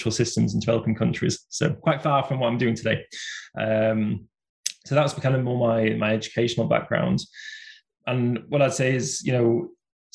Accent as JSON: {"language": "English", "town": "Bradford", "region": "Yorkshire and the Humber", "country": "United Kingdom", "tie": "born or raised there", "said": "it was in my home city. So I come from Bradford"}